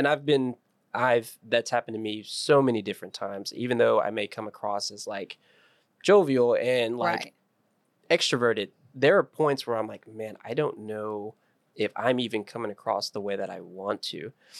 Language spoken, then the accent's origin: English; Beeville, Texas, United States; Uh-huh. More realistic. It's a Beeville, Texas.